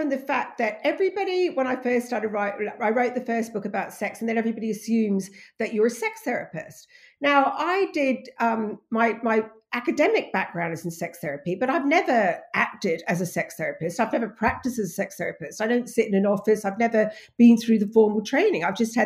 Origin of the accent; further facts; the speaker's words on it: Australia; moved away as an adult; also born or lived in England; now in United Kingdom; I'm English, but I grew up in Australia